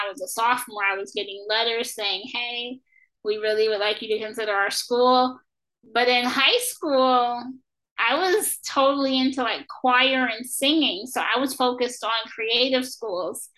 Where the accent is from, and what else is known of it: Los Angeles, California, United States; born or raised there